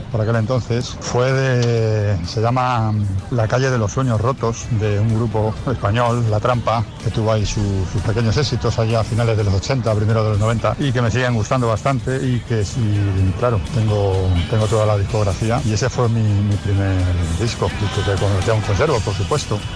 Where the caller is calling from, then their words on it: Almonte, Andalusia, Spain; Hola, buenas. … de Almonte. Uno de los primeros mm, casetes que compré fue de … fuimos expresamente de Almonte, cuatro colegas